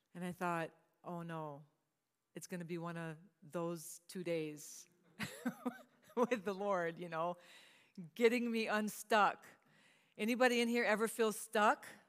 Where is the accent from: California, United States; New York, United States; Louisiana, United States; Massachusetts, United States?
Louisiana, United States; Cajun, the South; I'm from the South, so we do a lot of hankies